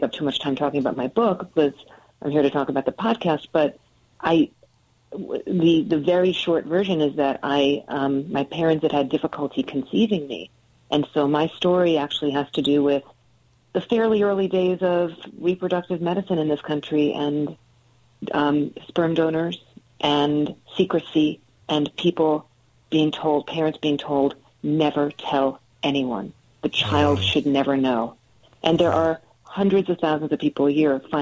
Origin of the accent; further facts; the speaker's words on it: New Jersey, United States; also born or lived in New York City; now in Connecticut, United States; I grew up in New Jersey